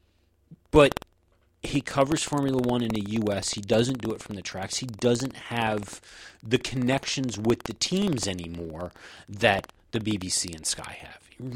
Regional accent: United States; also born or lived in Ohio; Even though we are American, we live in Ohio

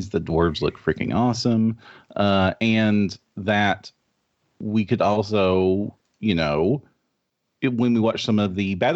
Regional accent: Kentucky, United States; Oh yes, I am from Eastern Kentucky in the United States which is the middle of nowhere.

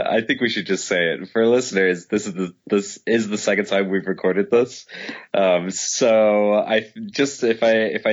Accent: Dublin, Leinster, Ireland; moved away; I'm from Dublin

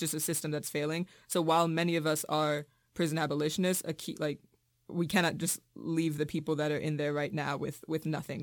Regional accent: Richmond, Virginia, United States; moved away as an adult; now in Massachusetts, United States; I'm from Richmond, Virginia, which is a really segregated city

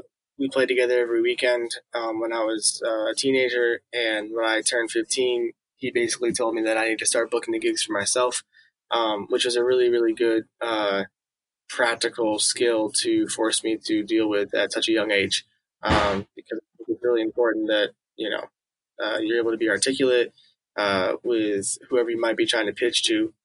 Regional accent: Illinois, United States; moved away as an adult; also born or lived in New York; now in Kansas City, United States; I grew up in Illinois, and then I went to Manhattan School of Music after high school. And I lived in New York for the past 11 years

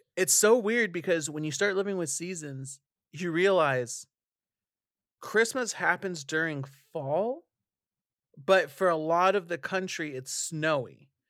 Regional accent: California, United States; as a Californian

